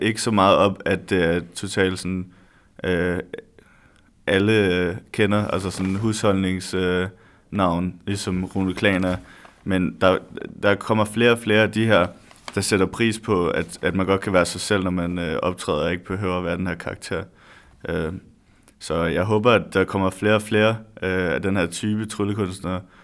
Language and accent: Danish; Næstved, Zealand, Denmark; moved away as an adult; now in Odense, Denmark; Jeg er lige flyttet til Odense, så jeg kommer fra Odense, eller jeg kommer fra Næstved